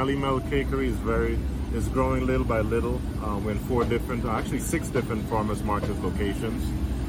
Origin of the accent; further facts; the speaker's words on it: U.S. Virgin Islands; now in United States; my hometown to St. Thomas, Virgin Islands.